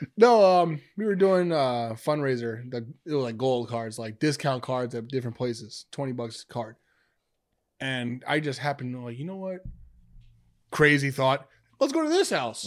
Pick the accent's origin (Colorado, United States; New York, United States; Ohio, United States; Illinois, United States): New York, United States; Amityville; moved away; I'm from Amityville